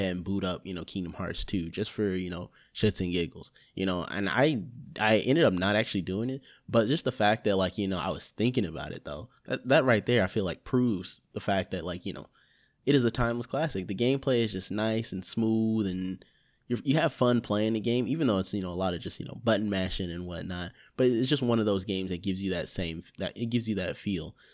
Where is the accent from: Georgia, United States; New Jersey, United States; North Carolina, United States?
Georgia, United States; Lithonia; I'm from Lithonia. It's a little offshoot